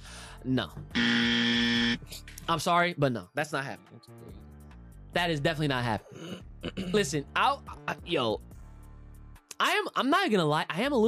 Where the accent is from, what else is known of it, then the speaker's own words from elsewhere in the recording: Australia; Also, I would like to confirm, I say Brekkie because I am Australian, not because I'm cute.